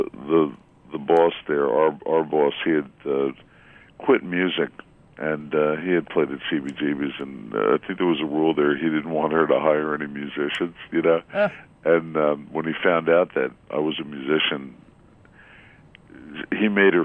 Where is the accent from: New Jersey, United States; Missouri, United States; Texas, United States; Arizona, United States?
New Jersey, United States; Scotch Plains; my hometown of Scotch Plains, New Jersey